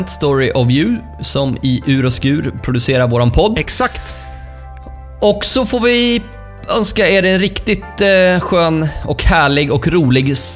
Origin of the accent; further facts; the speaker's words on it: Dalarna County, Sweden; accent: dalmål; mitt dalmål, dalmål som jag har lite mer naturligt ja, när jag är i, i, i Borlänge.